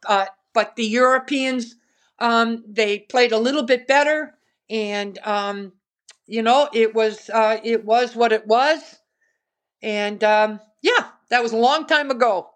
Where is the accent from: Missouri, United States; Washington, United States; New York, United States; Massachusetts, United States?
Massachusetts, United States; Westford; growing up in Westford, Massachusetts, where there are no golf courses back then